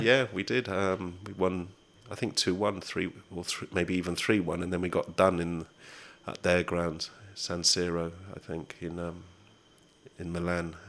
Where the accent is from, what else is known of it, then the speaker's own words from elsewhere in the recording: Oxford, South East England, United Kingdom; moved away as an adult; now in Southeast London, United Kingdom; Oxford, my hometown